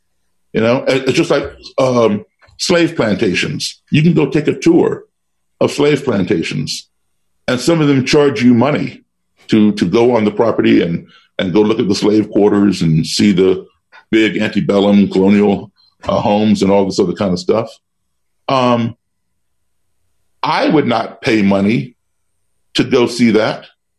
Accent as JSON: {"language": "English", "town": "Chicago", "region": "Illinois", "country": "United States", "tie": "born there", "said": "I'm a descendant of slaves. I was born in Chicago only because my father had a job there at the time. But my parents are from Virginia, Roanoke and Salem."}